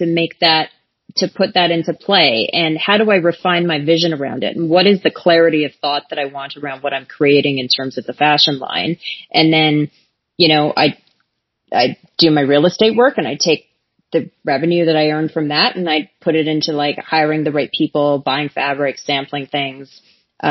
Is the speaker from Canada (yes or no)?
yes; Calgary, Alberta, Canada; I grew up in Calgary